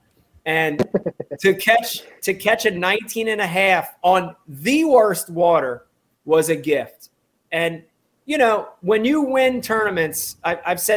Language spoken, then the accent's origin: English; New Jersey, United States; growing up in New Jersey and having the stingy ass title Delaware River as my home fishery